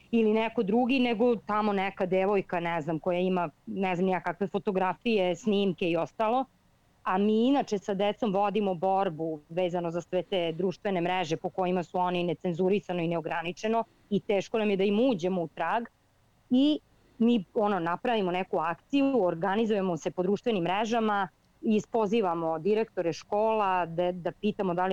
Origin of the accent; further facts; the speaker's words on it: Serbia; Ja sam iz Srbije